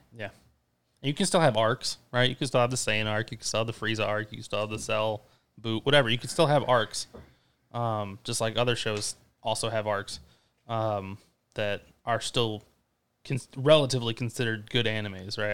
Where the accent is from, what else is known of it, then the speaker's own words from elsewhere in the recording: Ypsilanti, Michigan, United States; our life growing up in Ipsy